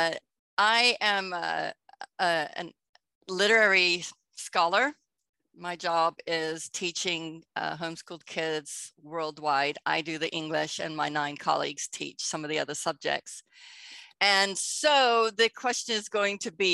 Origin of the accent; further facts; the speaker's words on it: Texas, United States; moved away as an adult; also born or lived in United Kingdom; I spent 25 years in Britain, even though I grew up in Texas. I'm back in Texas now